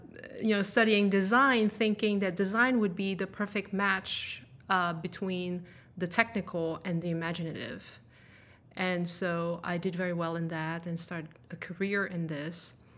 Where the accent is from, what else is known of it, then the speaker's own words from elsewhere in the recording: France; English is a second language; also born or lived in Denmark; But I was actually born and raised in France. Which is a little bit of where my accent is from, I guess.